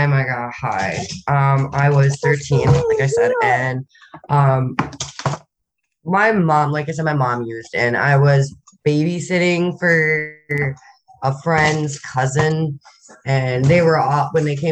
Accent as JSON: {"language": "English", "region": "Minnesota", "country": "United States", "tie": "born or raised there", "also_born_or_lived": "Annandale, Minnesota / Buffalo, Minnesota", "lives_now": "Grand Rapids, United States", "said": "I've lived all over the state of Minnesota"}